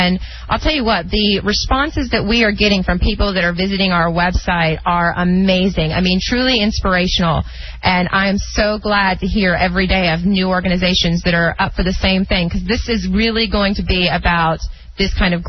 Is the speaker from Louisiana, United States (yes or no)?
no; East Texas, United States; She teaches in East Texas, where I'm from.